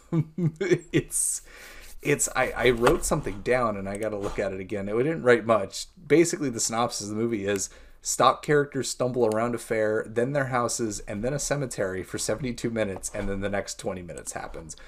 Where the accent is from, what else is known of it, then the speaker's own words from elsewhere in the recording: United States; I too am from a small town, Columbia County Fair and Rodeo. My aunt and uncle are pretty much the head of the board, so that gives you how, like, you know, glimpse into how small of a town I grew up